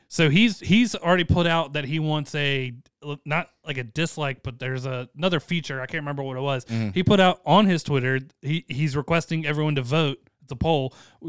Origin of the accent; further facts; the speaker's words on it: Boston, Massachusetts, United States; I'm from Southie.